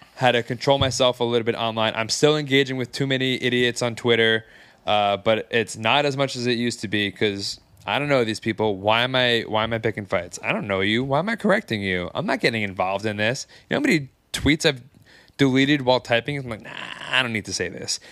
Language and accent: English; Long Island, New York, United States; I'm from Long Island